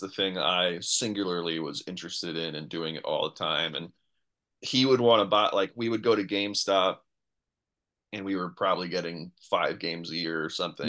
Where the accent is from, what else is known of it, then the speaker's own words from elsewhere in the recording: New York, United States; I grew up in New York